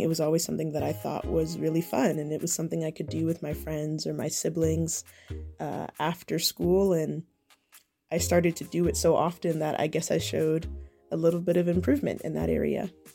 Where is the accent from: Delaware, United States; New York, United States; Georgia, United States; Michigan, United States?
Georgia, United States; Atlanta; also born or lived in Savannah; I was born in Atlanta, and I've lived here all my life